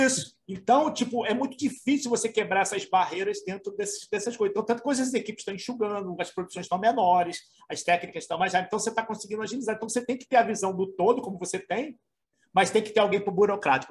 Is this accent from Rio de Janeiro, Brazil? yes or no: yes; Rio de Janeiro, Brazil; sou carioca também